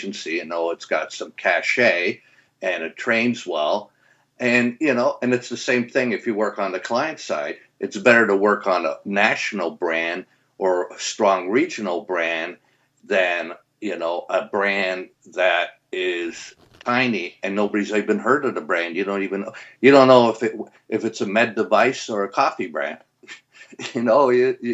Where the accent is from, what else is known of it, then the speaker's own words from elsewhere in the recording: Canada; moved away as an adult; And I came from Canada. I grew up in Canada